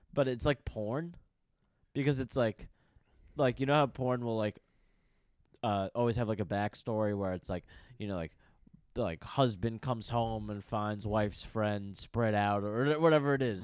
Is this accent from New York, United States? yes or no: yes; New York, United States; I'm from New York